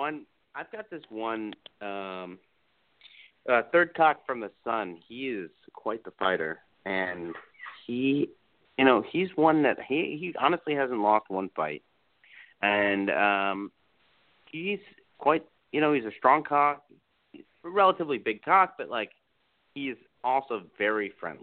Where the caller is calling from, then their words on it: Florida, United States; I'm calling from Florida.